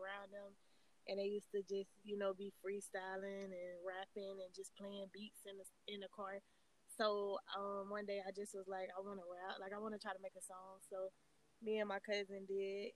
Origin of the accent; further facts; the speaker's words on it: Cocoa, Florida, United States; I'm from Cocoa, Florida